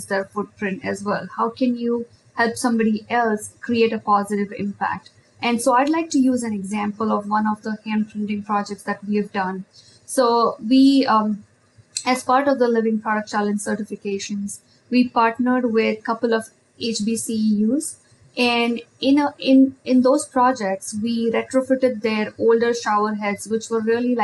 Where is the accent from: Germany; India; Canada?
India; moved away; when I grew up in India, and especially as I studied architecture